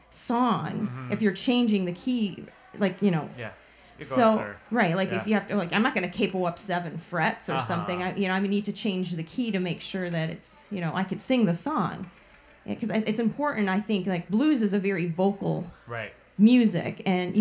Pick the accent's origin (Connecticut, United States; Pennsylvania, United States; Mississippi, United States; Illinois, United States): Illinois, United States; Chicago; around Portage Park area where I grew up in Chicago